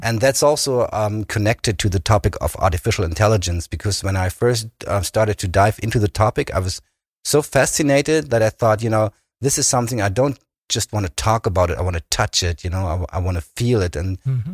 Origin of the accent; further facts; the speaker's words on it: Berlin, Germany; moved away as an adult; also born or lived in Kiel; now in Bremen, Germany; I grew up in Berlin, in, in the western part of of Berlin